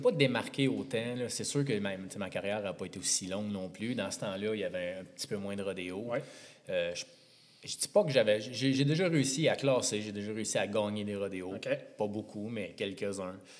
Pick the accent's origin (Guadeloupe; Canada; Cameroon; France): Canada; Montreal, Quebec; Natif de Montréal, plus précisément